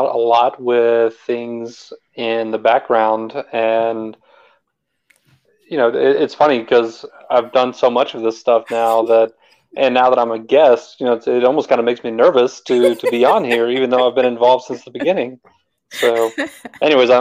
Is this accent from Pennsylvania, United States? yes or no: no; Texas, United States; moved away as an adult; also born or lived in Germany / Northern Virginia; now in Georgia, United States; I grew up in Texas, and from there I went to the Army